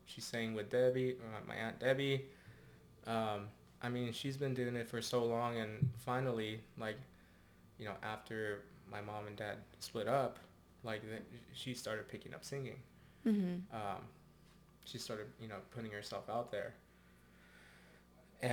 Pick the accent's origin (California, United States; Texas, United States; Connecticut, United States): California, United States; Santa Barbara; me growing up in Santa Barbara